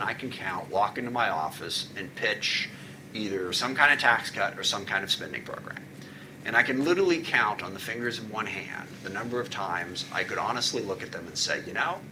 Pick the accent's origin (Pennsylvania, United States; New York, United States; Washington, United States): Washington, United States; SeaTac; I grew up in SeaTac